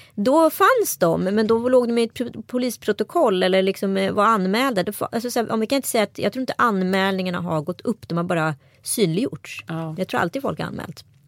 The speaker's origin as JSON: {"language": "Swedish", "town": "Strömstad", "region": "Västra Götaland", "country": "Sweden", "tie": "born or raised there", "said": "jag har vuxit upp i Strömstad kommun"}